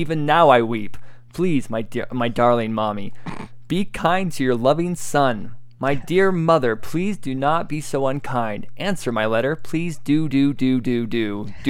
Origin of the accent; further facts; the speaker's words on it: United States; I'm American